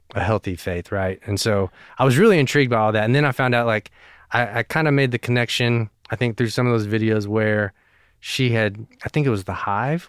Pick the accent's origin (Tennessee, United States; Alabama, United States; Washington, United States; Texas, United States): Tennessee, United States; Knoxville; also born or lived in South Korea; I was raised in Knoxville, you know, basically born and raised.